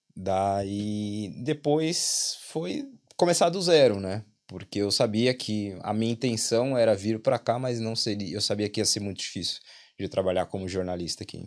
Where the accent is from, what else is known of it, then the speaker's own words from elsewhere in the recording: São Paulo, Brazil; moved away as an adult; also born or lived in Auckland, New Zealand; now in Ireland; Sou de São Paulo, capital.